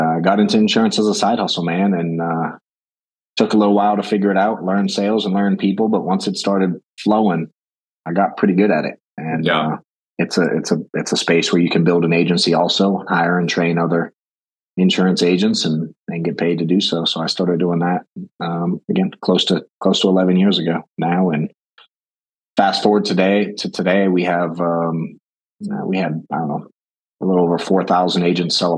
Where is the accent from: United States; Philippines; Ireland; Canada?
United States; Boston, Massachusetts; moved away as an adult; now in Atlanta, United States; I grew up in Boston.